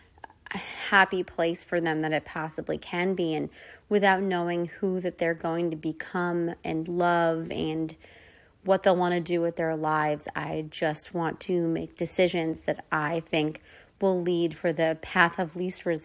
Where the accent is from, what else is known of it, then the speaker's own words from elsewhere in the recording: United States; moved away as an adult; also born or lived in New York / Northern New Jersey; now in California, United States; growing up on the East Coast, in New York, Northern New Jersey